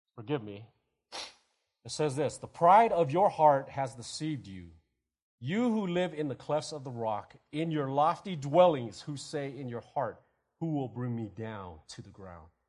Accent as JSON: {"language": "English", "country": "United States", "said": "we're Americans"}